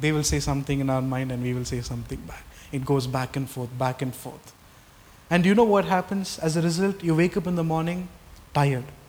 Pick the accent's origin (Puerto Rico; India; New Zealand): India; Tamil Nadu; I was born in Tamil Nadu